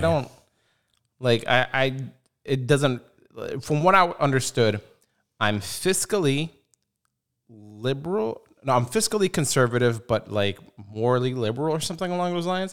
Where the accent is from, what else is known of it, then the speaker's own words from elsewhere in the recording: United States; I'm American